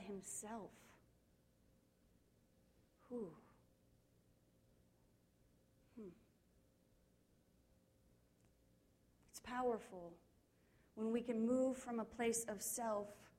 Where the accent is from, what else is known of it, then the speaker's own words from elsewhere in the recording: Kansas, United States; I grew up in Kansas